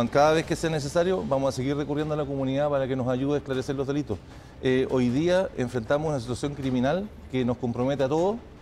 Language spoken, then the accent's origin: Spanish; Chile; Eso lo enfrentamos como chilenos